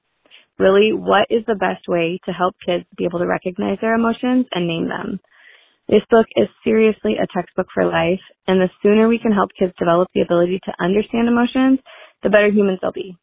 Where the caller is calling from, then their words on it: Des Moines, Iowa, United States; Hi, Brené. … from Des Moines, Iowa.